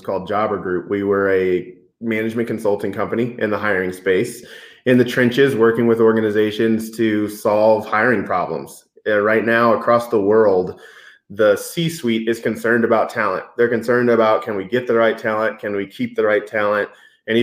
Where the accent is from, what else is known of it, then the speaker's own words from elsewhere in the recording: Denver, Colorado, United States; also born or lived in Boston, Massachusetts; I am close to a Colorado native. Moved here when I was 3, but my dad was in the Air Force, so I happened to be born right outside of Boston. And moved here when I was young. Always grew up